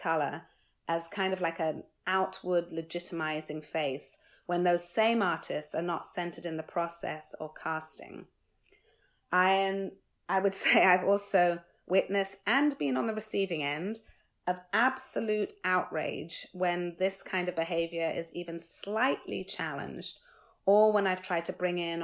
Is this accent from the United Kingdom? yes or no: yes; United Kingdom; I'm British, born and bred